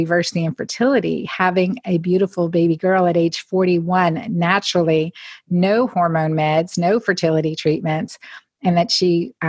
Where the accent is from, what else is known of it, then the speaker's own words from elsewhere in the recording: Northeastern Pennsylvania, United States; growing up in Northeastern Pennsylvania